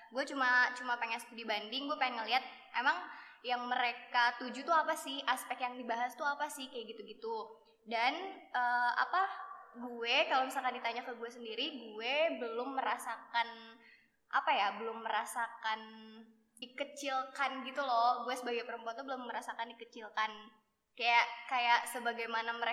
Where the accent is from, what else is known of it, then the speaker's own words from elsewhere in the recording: Jakarta, Indonesia; gue dari Jakarta Gue dari Kelapa Gading, tempat paling hits di Jakarta Utara.